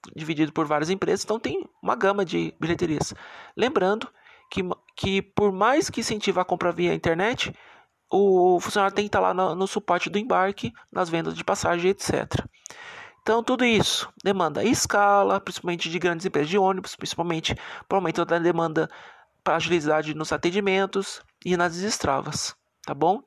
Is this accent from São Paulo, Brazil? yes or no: yes; Sorocaba, São Paulo, Brazil